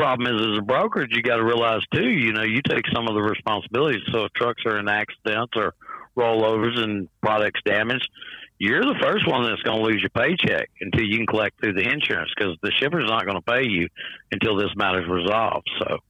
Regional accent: Columbus, Georgia, United States; also born or lived in Oklahoma City; now in Salem, United States; My stomping grounds is just right across the river, Columbus, Georgia.

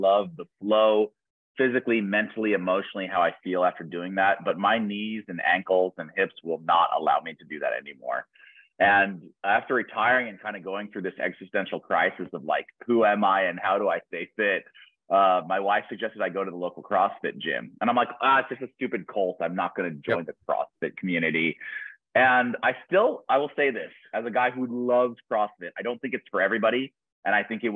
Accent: Boise, Idaho, United States; I grew up in Boise, Idaho

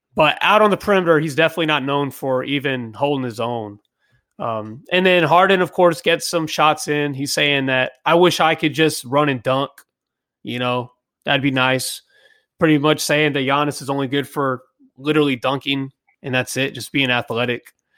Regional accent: United States; I'm typical American.

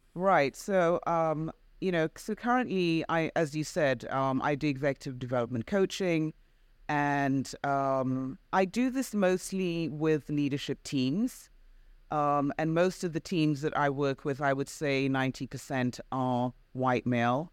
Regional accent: United Kingdom; also born or lived in Zambia; I am Black British, of African and Caribbean heritage

